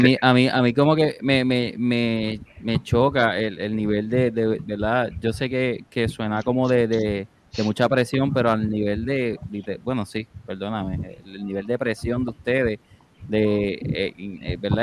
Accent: San Juan, Puerto Rico; somos de San Juan, Puerto Rico

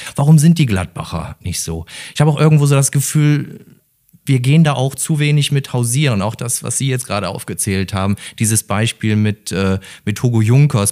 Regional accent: Mönchengladbach, North Rhine-Westphalia, Germany; ich bin in Mönchengladbach geboren

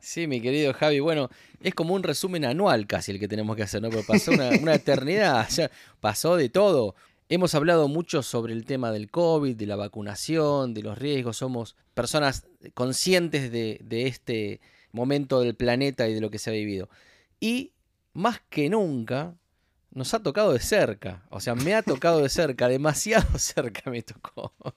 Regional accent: Argentina; now in Los Angeles, United States; yo soy argentino

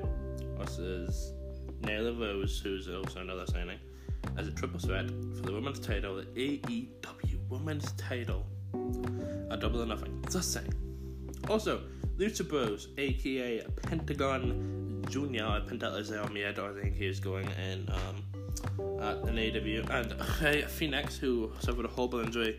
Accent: Northern Ireland, United Kingdom; Non-Ireland, where I'm from. No, I'm not from Belfast, but I'm from non-Ireland

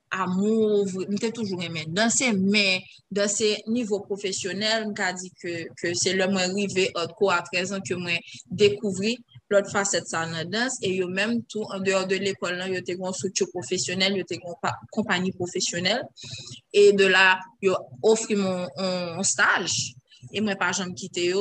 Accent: Haiti; ça m'a senti en tant qu'haïtienne

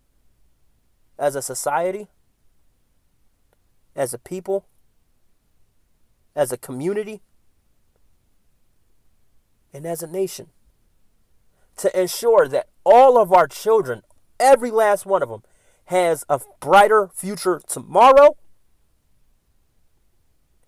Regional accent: Philadelphia, Pennsylvania, United States; moved away; Philadelphia is my hometown.

